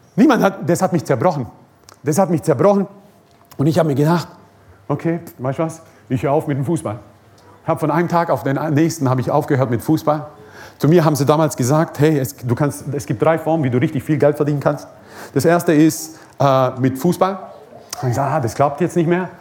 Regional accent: Croatia; moved away; Ich komme aus Kroatien. Ähm, bin Kroate, bin stolzer Kroate

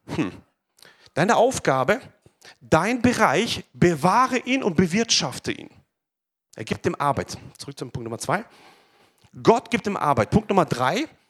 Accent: Pforzheim, Baden-Württemberg, Germany; ich bin ja geboren hier in Pforzheim, aufgewachsen in der Gemeinde

